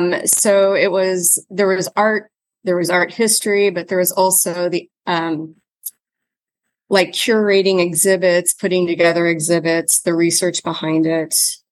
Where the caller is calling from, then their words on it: Washington, District of Columbia, United States; I'm dialing in from my home, which is located in downtown Washington, D.C., your nation's capital.